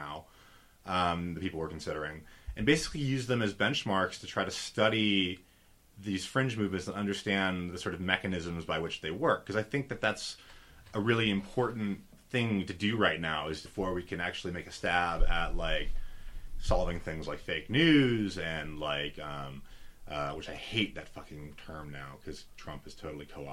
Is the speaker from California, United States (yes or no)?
yes; San Francisco Bay Area, California, United States; I'm from the San Francisco Bay Area